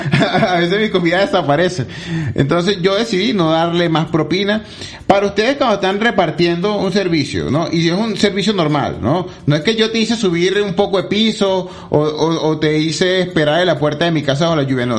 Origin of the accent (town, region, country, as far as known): Venezuela; now in Medellín, Colombia